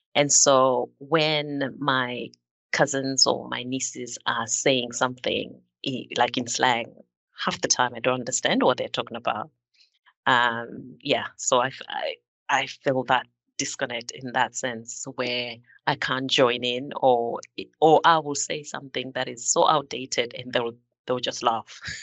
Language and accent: English; Zimbabwe; moved away as an adult; now in United Kingdom; I was born and bred in Zimbabwe. Um, I've been living in this country for nearly 20 years.